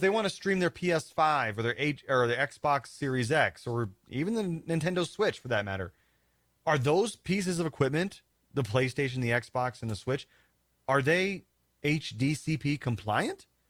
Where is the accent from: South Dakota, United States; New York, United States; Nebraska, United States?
South Dakota, United States; moved away; also born or lived in Denver, Colorado; that's my home state